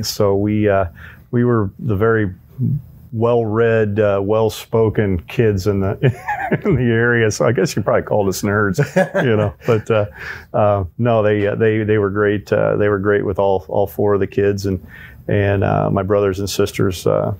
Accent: Illinois, United States; Then we moved up north into central Illinois, and then up near the Quad Cities is where I finished high school, and then came back to Bloomington to go to central Illinois to go to ISU

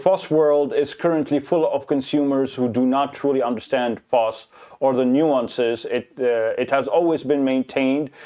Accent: Lebanon; I am from Lebanon

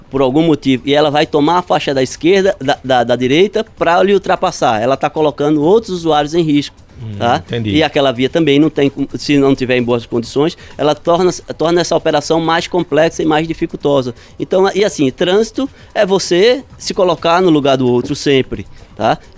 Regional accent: Recife, Pernambuco, Brazil; Eu sou recifense, recifense.

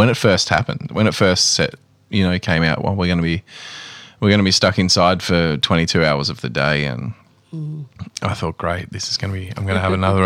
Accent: Melbourne, Victoria, Australia; I'm from the southeast suburbs of Melbourne.

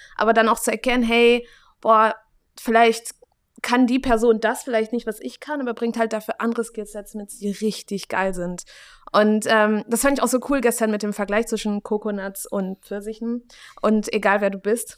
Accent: Germany; ich bin in Deutschland aufgewachsen

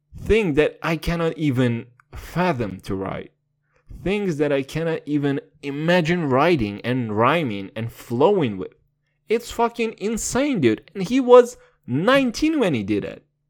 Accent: Kazakhstan; Your boy's from Kazakhstan

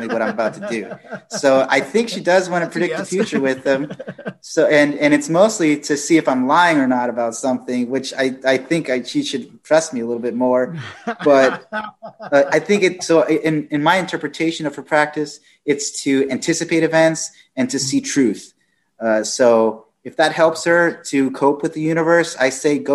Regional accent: Fort Worth, Texas, United States; I was born in Fort Worth, Texas.

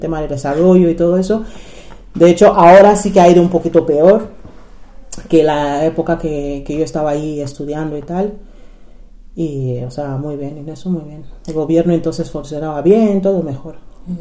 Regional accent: Nigeria; Spanish is a second language; moved away as an adult; now in Spain; Nací en Nigeria y llegué a España con 18 años

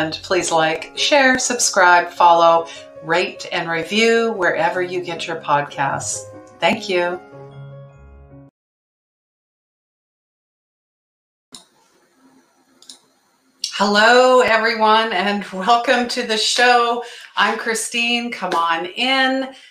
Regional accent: Calgary, Alberta, Canada; now in Victoria, Canada; I grew up in Calgary

